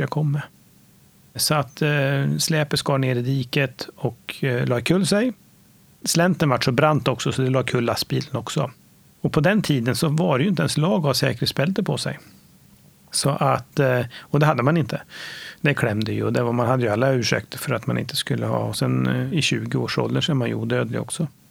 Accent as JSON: {"language": "Swedish", "town": "Nora", "region": "Örebro County", "country": "Sweden", "tie": "born or raised there", "said": "Jag är född och uppvuxen i Nora, en liten ort eh, 3,5 mil norr om Örebro"}